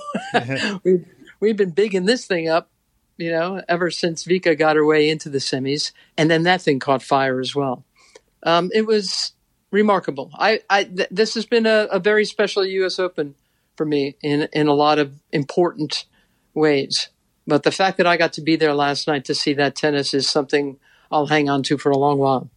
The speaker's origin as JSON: {"language": "English", "town": "New York City", "region": "New York", "country": "United States", "said": "I'm a chick from Queens"}